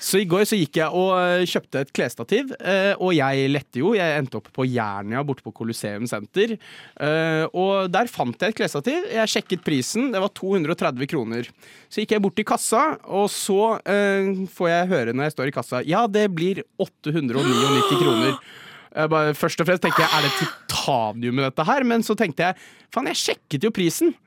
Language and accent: Norwegian; Jessheim, Akershus, Norway; now in Oslo, Norway; hjemme på Jessheim så har vi en Coop